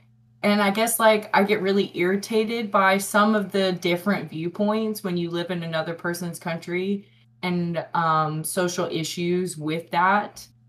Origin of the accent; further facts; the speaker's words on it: United States; now in Japan; being American